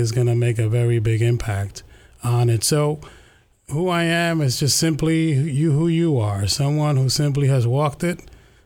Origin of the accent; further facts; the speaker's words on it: New York City, New York, United States; We grew up in East Harlem, New York